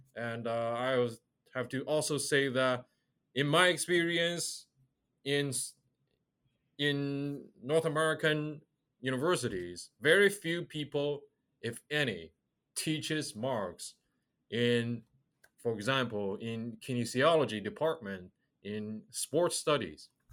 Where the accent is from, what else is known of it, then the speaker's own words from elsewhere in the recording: China; moved away as an adult; I grew up in China.